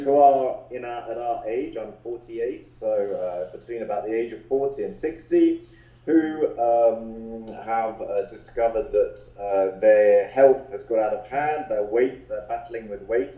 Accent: London, United Kingdom; we first met uh, at a very young age in playgroup in London

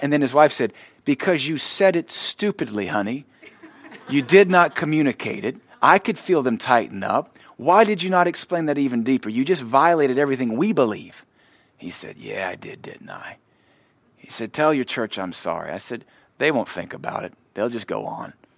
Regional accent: the American South, United States; I'm a Southerner.

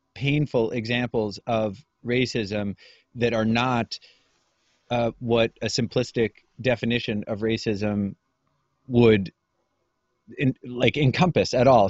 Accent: Maine, United States; moved away as an adult; also born or lived in Kansas; now in New Hampshire, United States; I grew up in Maine, spent the first, you know, eighteen years of my life there, uh, that's not true. The first seventeen, 'cause I was born in Kansas

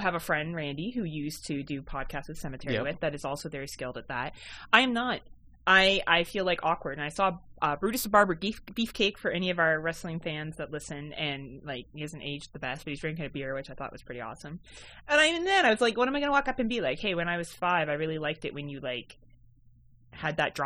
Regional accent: Hamilton, Ontario, Canada; I'm from Hamilton, Ontario, Canada

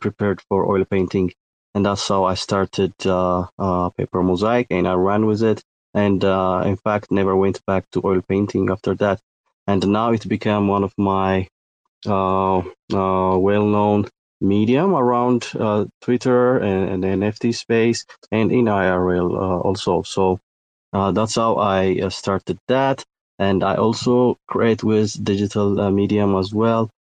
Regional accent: Ethiopia; I'm from Ethiopia.

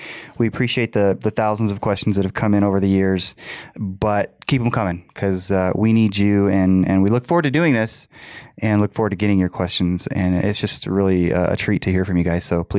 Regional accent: United States; I like living in America. I like being an American.

